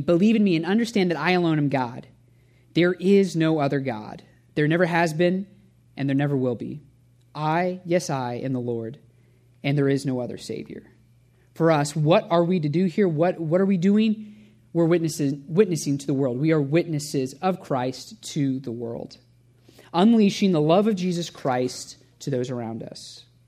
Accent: Indianapolis, Indiana, United States; also born or lived in Cincinnati; I grew up at Shepherd as a full-time volunteer, whether I liked it or not, as a pastor's kid.

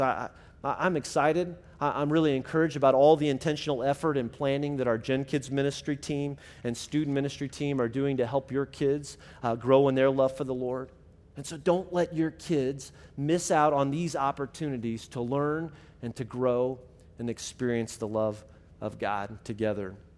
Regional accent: Illinois, United States; my middle school and high school ministry growing up in Illinois

